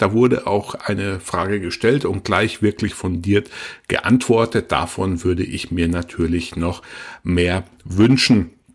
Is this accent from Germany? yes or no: yes; Germany; wir quasi als Deutsche